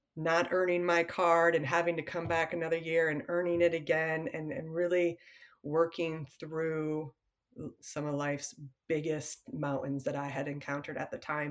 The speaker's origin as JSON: {"language": "English", "region": "Michigan", "country": "United States", "tie": "born or raised there", "said": "I grew up in Michigan"}